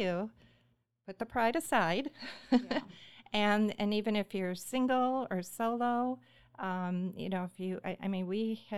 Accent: Midwest, United States; born and raised in the Midwest

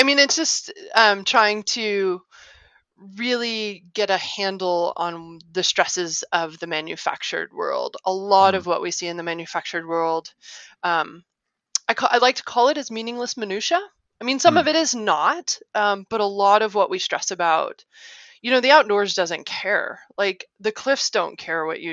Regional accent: Little Rock, Arkansas, United States; moved away; also born or lived in Ohio / Illinois / California / Michigan; I grew up in Little Rock, Arkansas. Like I said, I was born in Ohio, but I moved 10 weeks later

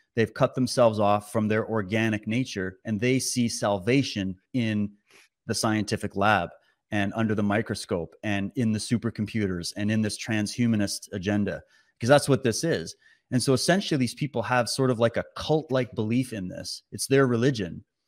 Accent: Canada; as a Canadian

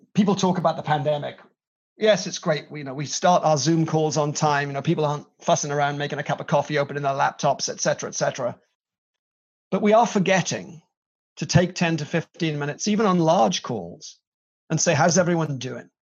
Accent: Wales, United Kingdom

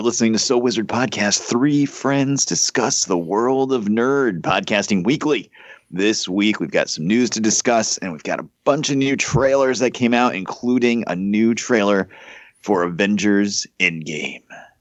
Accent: Holyoke, Massachusetts, United States; Holyoke, Massachusetts, my hometown

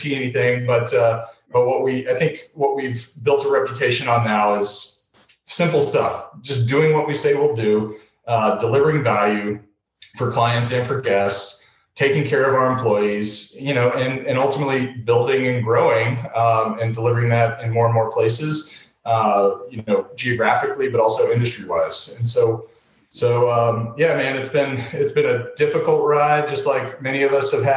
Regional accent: Atlanta, Georgia, United States; moved away as an adult; also born or lived in Massachusetts; I grew up in Atlanta. I just recently relocated back to Atlanta

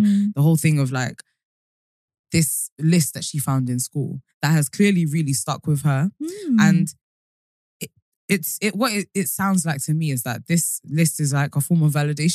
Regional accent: United Kingdom; accent: British; also born or lived in Colombia; I'm from the UK

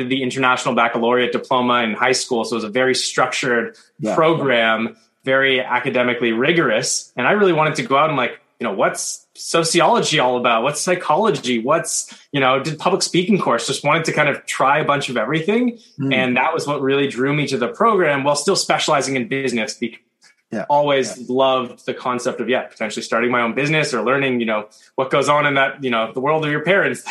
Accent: Toronto, Ontario, Canada; moved away as an adult; also born or lived in Victoria, British Columbia

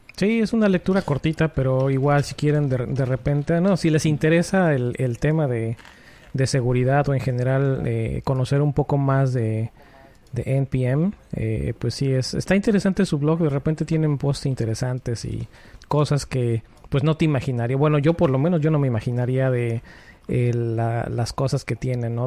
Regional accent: Puebla, Mexico; moved away as an adult; now in Connecticut, United States; cuando voy a mi casa a Puebla, que soy, yo soy de Puebla

